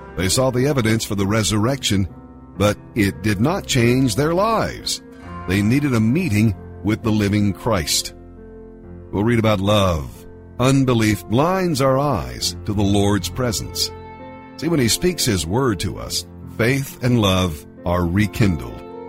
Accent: Zanesville, Ohio, United States; moved away as an adult; now in Columbus, United States; I'm from Zanesville, Ohio, age 40. came to Columbus uh, about 10 years ago

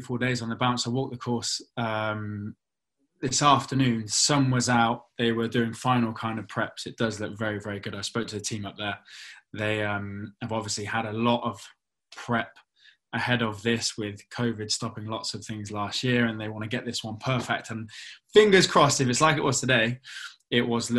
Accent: Cheltenham, South West England, United Kingdom; growing up in Cheltenham

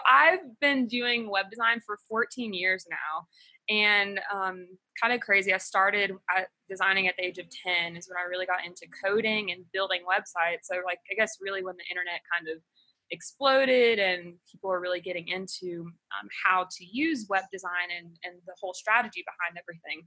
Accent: Alabama, United States; moved away as an adult; now in Ecuador; I'm originally from Alabama, but we've been living here for going on 3 years now

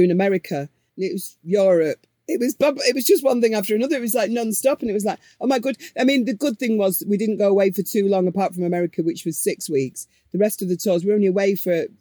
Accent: Manchester, North West England, United Kingdom; we're from Manchester

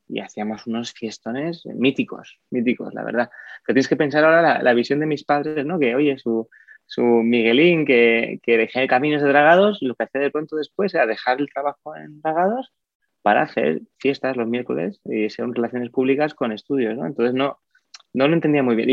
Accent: Oviedo, Asturias, Spain; Yo de Oviedo

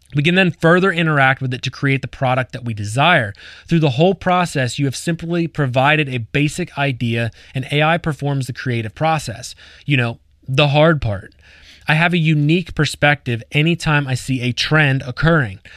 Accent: Lancaster County, Pennsylvania, United States; I grew up in Lancaster County, Pennsylvania

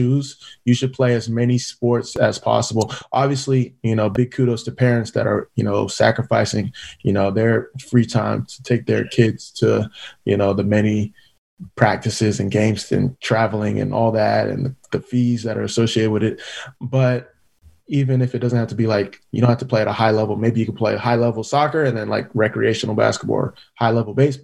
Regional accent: California, United States; moved away; also born or lived in Philadelphia / Orlando / Kansas City / Portland; first generation Nigerian American, the oldest of four siblings, born and raised in California

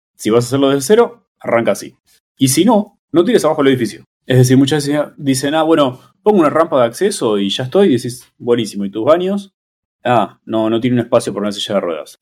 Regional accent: Buenos Aires, Argentina; moved away; also born or lived in Mexico City; soy de Buenos Aires, donde no hay temblores

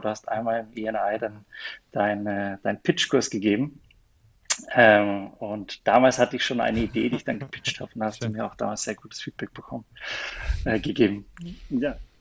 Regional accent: near Mannheim, Baden-Württemberg, Germany; moved away as an adult; also born or lived in Kaiserslautern, Germany / Vienna, Austria / Kuala Lumpur, Malaysia; Bin, bin, Deutscher aus der Nähe von Mannheim

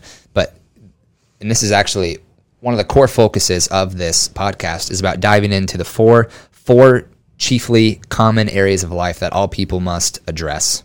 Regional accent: Jefferson, Iowa, United States; born and raised Jefferson, Iowa

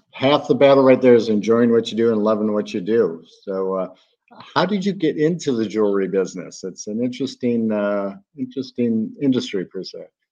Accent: Chicago, Illinois, United States; now in Florida, United States; I'm from Chicago too

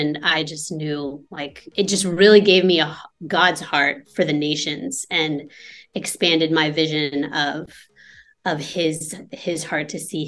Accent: United States; moved away as an adult; now in Lebanon; I am currently in Lebanon, and I am from the States

